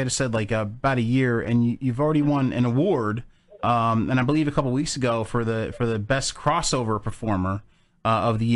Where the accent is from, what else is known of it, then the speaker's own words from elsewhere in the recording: New Jersey, United States; being from Jersey